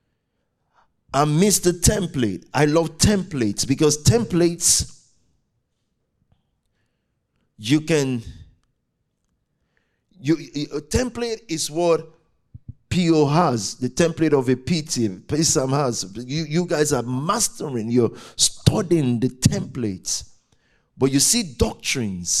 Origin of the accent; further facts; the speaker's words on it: Nigeria; I'm very Nigerian. I'm in green, white, green